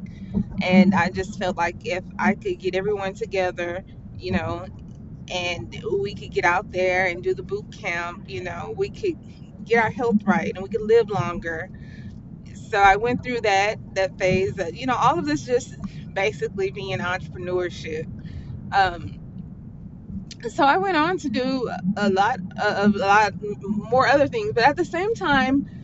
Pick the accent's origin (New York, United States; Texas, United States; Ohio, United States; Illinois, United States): Texas, United States; Houston; I am from Houston, Texas, from a small part of Houston called Acres Home